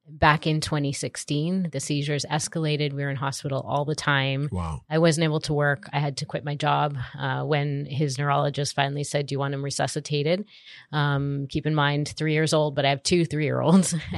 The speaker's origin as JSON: {"language": "English", "country": "Canada", "said": "I am from Canada."}